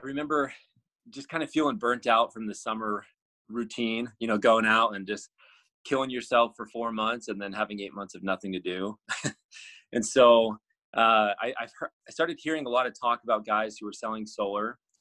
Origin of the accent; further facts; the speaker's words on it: Arizona, United States; I grew up in Arizona